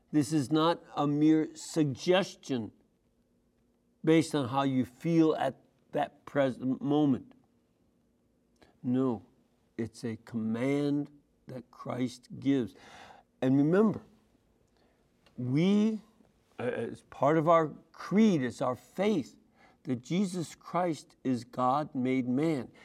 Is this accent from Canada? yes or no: no; Chicago, Illinois, United States; I grew up in Chicago